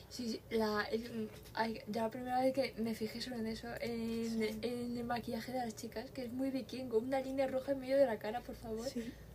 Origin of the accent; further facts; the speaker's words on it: Spain; somos de España